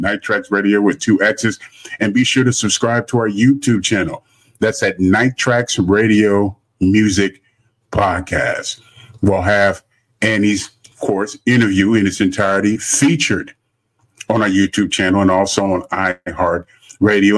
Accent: Los Angeles, California, United States; now in Houston, United States; I'm originally from Los Angeles.

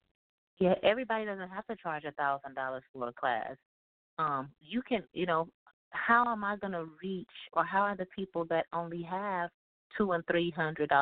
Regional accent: Houston, Texas, United States; moved away as an adult; also born or lived in Milwaukee, Wisconsin; now in Houston, United States; I'm originally from Houston, Texas. So I grew up here

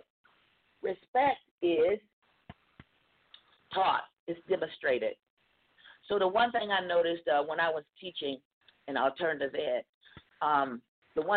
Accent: Mississippi, United States; I'm from the South, Mississippi to be exact

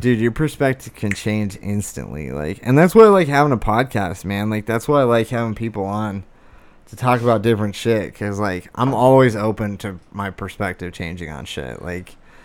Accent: United States; as an American I've never traveled outside the United States

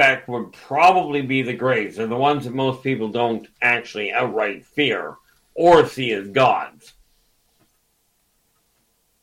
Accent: Canada; Dave and I are Canadian.

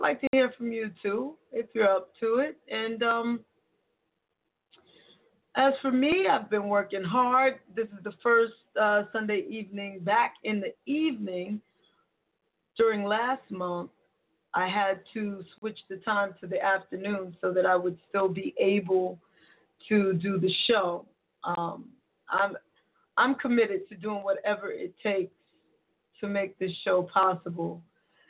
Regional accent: New York City, New York, United States; moved away; my hometown of the Bronx, New York

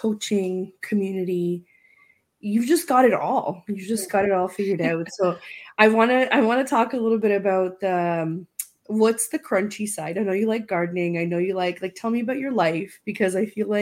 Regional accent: Romania; moved away; I grew up in Romania

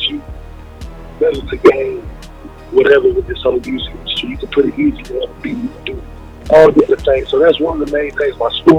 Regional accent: North Carolina, United States; I'm from North Carolina

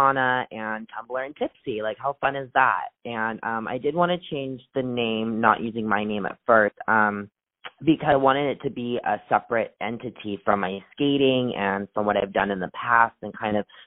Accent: Los Angeles, California, United States; I'm from Los Angeles

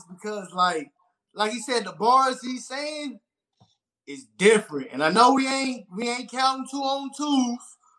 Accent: Texas, United States; I'm from Texas.

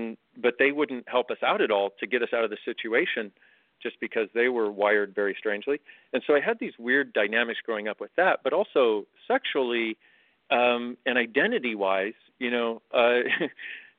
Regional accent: California, United States; growing up in California

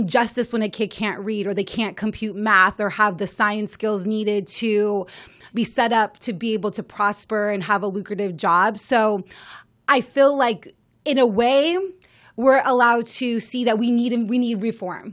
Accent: Las Vegas, Nevada, United States; I am from Las Vegas, Nevada

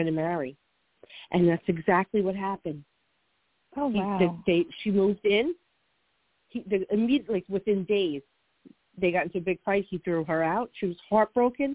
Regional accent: New Jersey, United States; accent: Jersey; my Jersey accent

